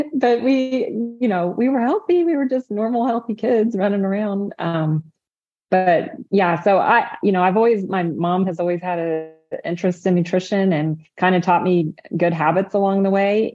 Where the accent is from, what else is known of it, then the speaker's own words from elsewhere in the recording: Indiana, United States; I'm from the Hoosier State, Indiana